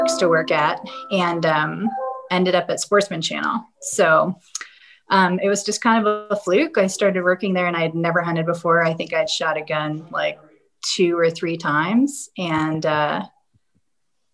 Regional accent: Dartmouth, Massachusetts, United States; moved away as an adult; also born or lived in Rhode Island / New York City / Michigan / Wisconsin; now in Denver, United States; I grew up in Massachusetts and kind of lived all over and ended up here in Colorado with stops in New York City and Michigan and Wisconsin and kind of have lived all over

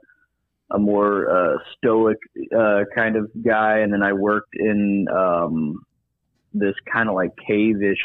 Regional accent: Huntsville, Alabama, United States; now in Birmingham, United States; I'm from Huntsville, Alabama

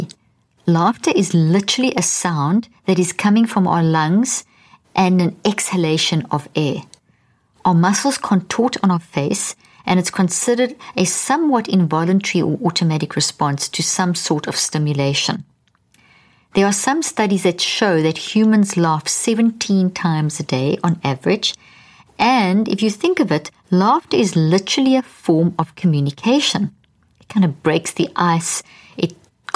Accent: South Africa; also born or lived in Zimbabwe; I was born in Zimbabwe and grew up in South Africa

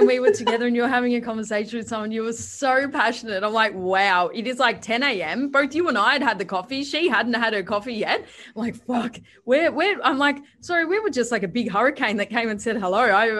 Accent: Perth, Western Australia, Australia; moved away; Because I've just moved. I was from Perth, you know, came to Sydney, went to the Gold Coast, came back

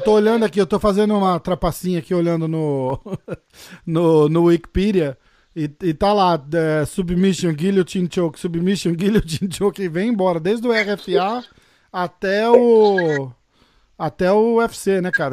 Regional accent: São Paulo, Brazil; Eu sou de São Paulo

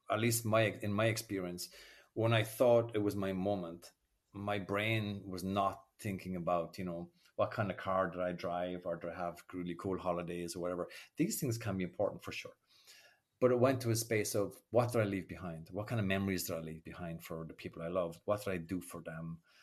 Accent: Ireland; accent: Irish brogue; moved away as an adult; now in France; I grew up in Ireland in, an era where nobody spoke about their feelings

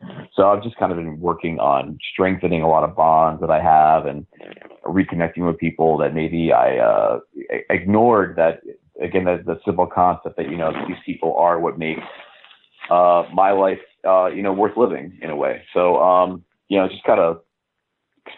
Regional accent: New York City, New York, United States; born or raised there

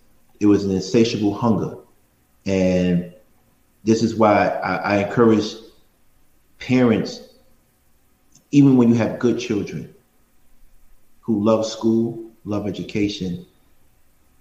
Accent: New York City, New York, United States; I'm from Brownsville, which is probably the worst community in Brooklyn, if not New York.

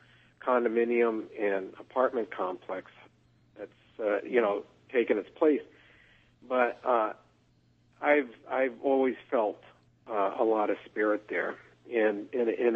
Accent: Connecticut, United States; I'm from Connecticut.

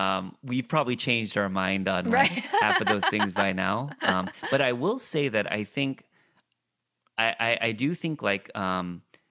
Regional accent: California, United States; I grew up in the Korean immigrant church, but again, in Orange County.

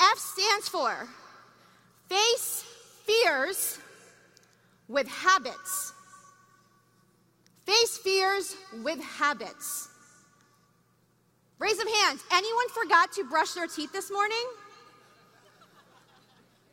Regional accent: New York, United States; I'm from New York

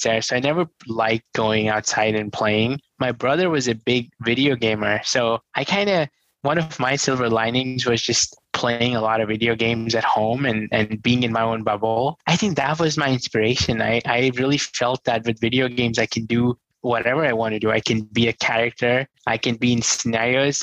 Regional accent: New Delhi, Delhi, India; I grew up in New Delhi, come from a very humble, poor family

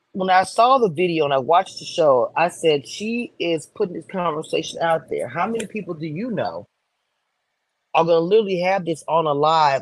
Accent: New Orleans, Louisiana, United States; New Orleans, my hometown

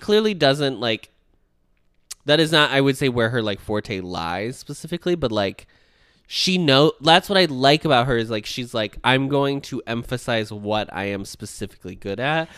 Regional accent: United States; I, as an American

